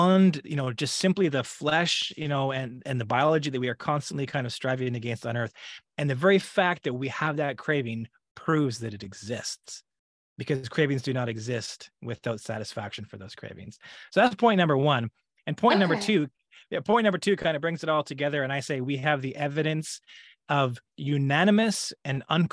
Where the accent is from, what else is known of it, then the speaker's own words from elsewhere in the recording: Alberta, Canada; moved away as an adult; now in California, United States; I am originally from Alberta, Canada. I grew up there, born and raised, and it's only been in the last 7 years that I've lived in California in the United States.